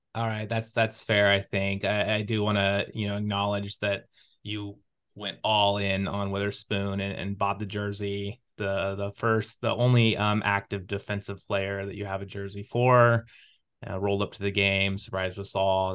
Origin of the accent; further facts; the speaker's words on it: Sequim, Washington, United States; moved away as an adult; now in East Coast, United States; I grew up on the Olympic Peninsula with the Olympic National Park as, like, the backdrop to my life